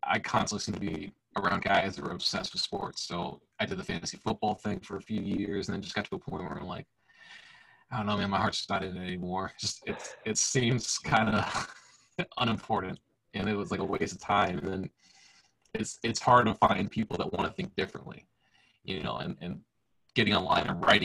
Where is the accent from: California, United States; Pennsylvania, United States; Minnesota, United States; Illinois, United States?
Illinois, United States; now in Tennessee, United States; I grew up in Illinois, and now I live in Tennessee